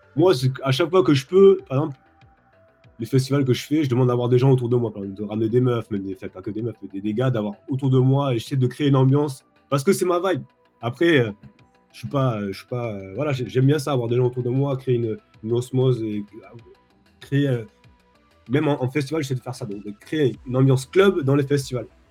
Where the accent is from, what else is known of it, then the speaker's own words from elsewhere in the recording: France; moved away as an adult; now in Los Angeles, United States; en tant que Français